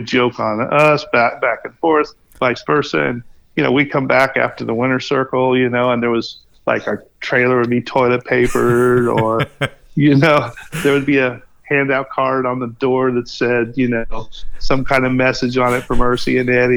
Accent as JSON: {"language": "English", "region": "Florida", "country": "United States", "tie": "born or raised there", "said": "winning the Gator Nationals in my home state"}